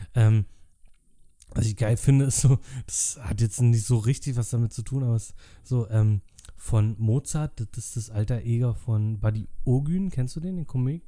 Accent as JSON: {"language": "German", "region": "Berlin", "country": "Germany", "said": "als Berliner"}